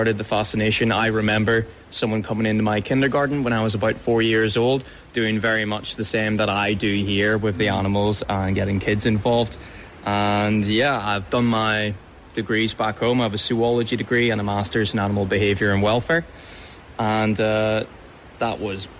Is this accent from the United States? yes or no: no; just south of Belfast, Northern Ireland, United Kingdom; moved away as an adult; now in Australia; I'm from just south of Belfast